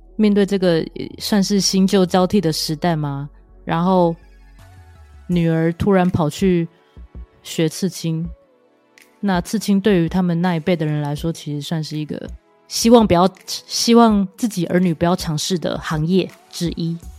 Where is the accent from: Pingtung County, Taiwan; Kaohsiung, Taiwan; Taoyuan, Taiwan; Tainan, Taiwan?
Kaohsiung, Taiwan; now in Taipei, Taiwan; 因为我是高雄人，所以我时不时会回家一下